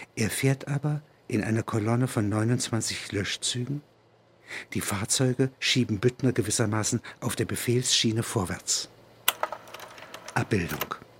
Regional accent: Halberstadt, Saxony-Anhalt, Germany; Das sind alles Klassengenossen aus dem Domgymnasium Halberstadt

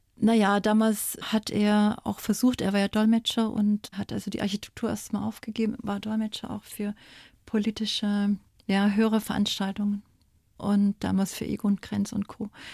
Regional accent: East Germany, Germany; moved away as an adult; Als kleines Mädchen in der DDR

